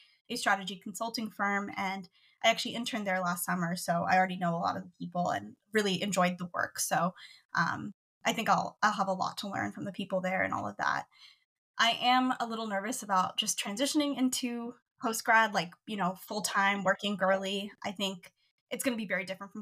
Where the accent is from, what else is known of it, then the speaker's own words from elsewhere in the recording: Washington, United States; I'm from Washington, born and raised here.